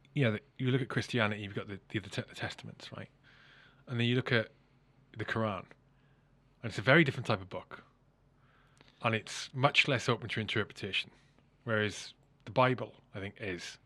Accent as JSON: {"language": "English", "region": "Wales", "country": "United Kingdom", "tie": "born or raised there", "moved": "yes", "lives_now": "England", "said": "I grew up in Wales, I live in England, you know, I've got Irish mother, Scottish father"}